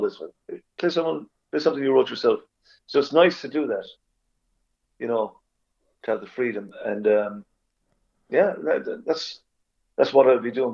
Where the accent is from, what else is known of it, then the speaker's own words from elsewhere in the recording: Ireland; now in Sweden; we as Irish people